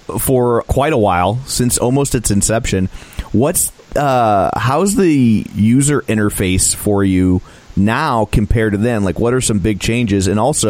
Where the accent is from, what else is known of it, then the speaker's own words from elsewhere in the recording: St. Louis, Missouri, United States; we're from St. Louis, so our city's a little rougher.